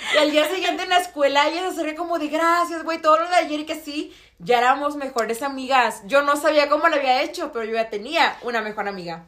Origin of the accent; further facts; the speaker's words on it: Tabasco, Mexico; moved away; Yo vengo de un estado de, bueno, del estado de Tabasco